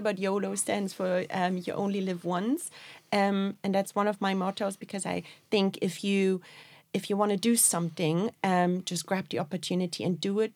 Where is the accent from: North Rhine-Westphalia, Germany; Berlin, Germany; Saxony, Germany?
Berlin, Germany; moved away as an adult; now in Dublin, Ireland; I'm originally from Berlin